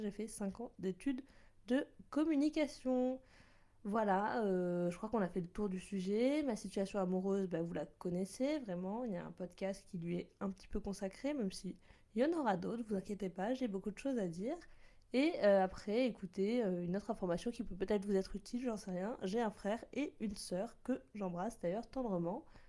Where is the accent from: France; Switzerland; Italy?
France; Bordeaux, Nouvelle-Aquitaine; moved away as an adult; also born or lived in Lyon; now in Paris, France; j'étais à Bordeaux car je suis originaire de Bordeaux. Donc oui, je dis chocolatine, poche